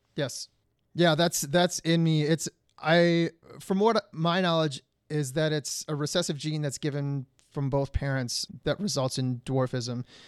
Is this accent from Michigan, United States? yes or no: yes; Detroit, Michigan, United States; moved away; I'm originally from Detroit, Michigan, where the winters are brutal